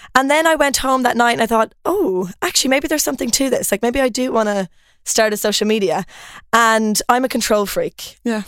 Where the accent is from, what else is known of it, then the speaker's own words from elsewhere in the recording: Ireland; moved away as an adult; also born or lived in Lund, Sweden / Copenhagen, Denmark; now in Stockholm, Sweden; I'm Irish. Um, I don't know if you can tell from the accent.